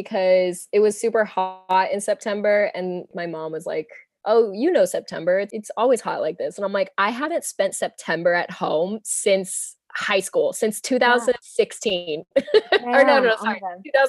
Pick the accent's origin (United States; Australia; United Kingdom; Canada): United States; Pinole, California; moved away as an adult; also born or lived in San Francisco / New Jersey; I was born in San Francisco. I'm a sixth generation San Franciscan. Woo-woo. I grew up in this town outside of the city called Pinole